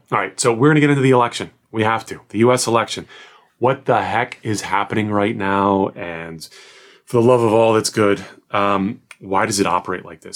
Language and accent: English; Washington, District of Columbia, United States; I was born in Washington, D.C., live in the area right now